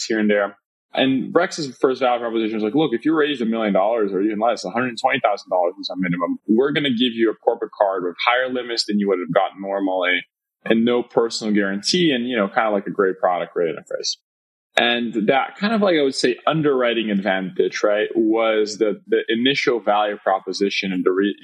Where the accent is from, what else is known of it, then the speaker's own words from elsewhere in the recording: Brazil; moved away; I'm originally born and raised in Brazil